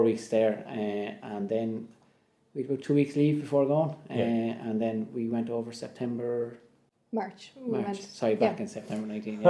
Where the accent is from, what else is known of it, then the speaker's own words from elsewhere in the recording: Naas, County Kildare, Ireland; I'm from Naas in Kildare.